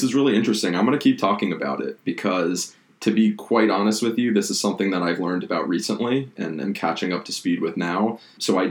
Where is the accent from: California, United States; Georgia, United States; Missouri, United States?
Georgia, United States; Atlanta; moved away as an adult; also born or lived in Florida; now in New York, United States; I grew up in Atlanta